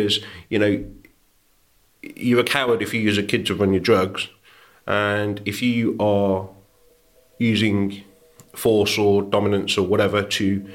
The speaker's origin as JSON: {"language": "English", "area": "Warwickshire", "region": "West Midlands", "country": "United Kingdom", "tie": "born or raised there", "also_born_or_lived": "Birmingham", "said": "So I was born in Birmingham. We ended up moving over the border into Warwickshire."}